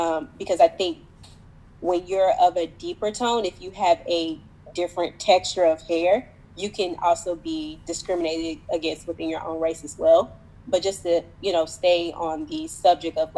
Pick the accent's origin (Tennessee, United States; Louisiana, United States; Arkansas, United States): Tennessee, United States; Nashville; moved away as an adult; also born or lived in DMV area (Washington, D.C. metro); now in Washington, D.C. area, United States; I'm from Nashville, Tennessee. I moved to the DMV area late 2018